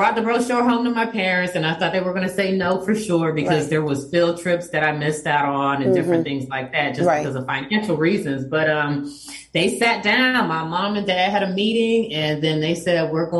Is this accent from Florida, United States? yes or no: yes; Miami, Florida, United States; First generation Haitian American. My parents came in the 70s, in the 70s to the United States.